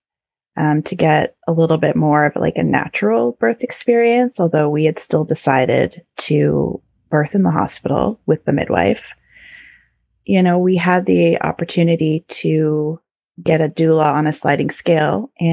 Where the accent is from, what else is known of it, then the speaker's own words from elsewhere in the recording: Canada; being very Canadian